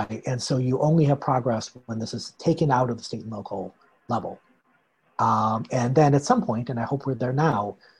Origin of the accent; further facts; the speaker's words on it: United States; As an American